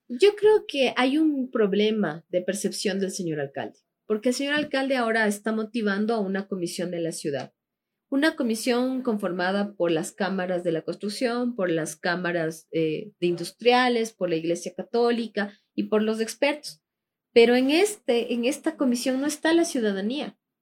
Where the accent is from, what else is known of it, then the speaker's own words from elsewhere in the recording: Quito, Pichincha, Ecuador; somos del sur de Quito